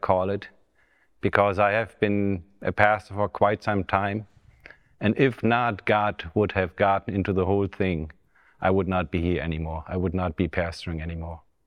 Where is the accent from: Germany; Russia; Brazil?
Germany; English is a second language; right now we are in the Bethany Revival Center in Bramstedt, which is close to my hometown